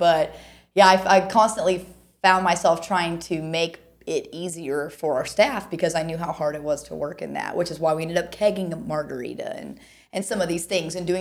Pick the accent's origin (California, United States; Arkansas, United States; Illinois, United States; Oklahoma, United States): Oklahoma, United States; Tulsa; also born or lived in Ada, Oklahoma / Pittsburg, Kansas; now in Oklahoma City, United States; Born and raised in Oklahoma, actually born in Ada, Oklahoma, and then moved to South Tulsa in first grade